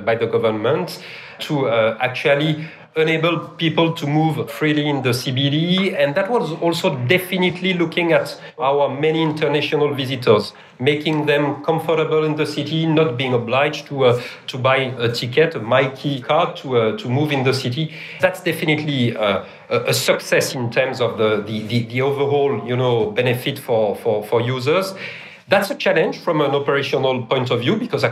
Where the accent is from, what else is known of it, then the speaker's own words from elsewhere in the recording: France; accent: French; English is a second language; moved away as an adult; now in Melbourne, Australia; I'm French. You can't miss my accent